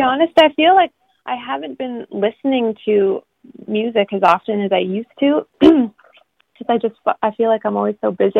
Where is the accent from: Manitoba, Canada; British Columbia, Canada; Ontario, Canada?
British Columbia, Canada; Haida Gwaii; also born or lived in Vancouver; the other half of my life I grew up here with my mom